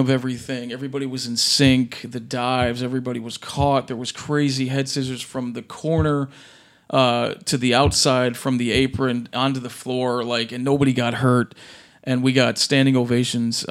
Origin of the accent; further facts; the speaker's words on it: Chicago, Illinois, United States; born and raised in Chicago, up north in Rogers Park, Chicago born